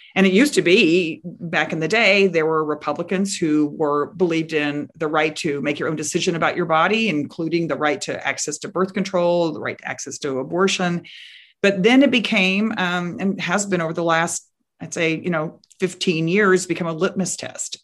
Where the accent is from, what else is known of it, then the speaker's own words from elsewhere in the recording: Texas, United States; my home state of Texas